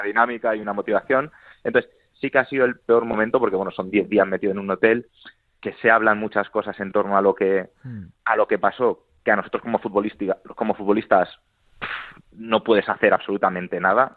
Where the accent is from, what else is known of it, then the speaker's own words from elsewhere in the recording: Madrid, Community of Madrid, Spain; yo soy de Madrid